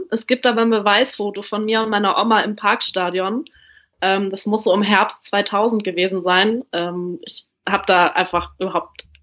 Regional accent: Hanover Region, Lower Saxony, Germany; moved away as an adult; zu Hause ausgezogen bin und zum Studieren weggegangen bin aus äh, der Region Hannover, wo ich aufgewachsen bin.

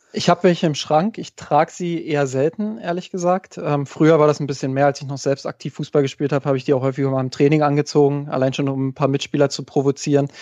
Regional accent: Germany; ich komme aus der Nähe von Berlin

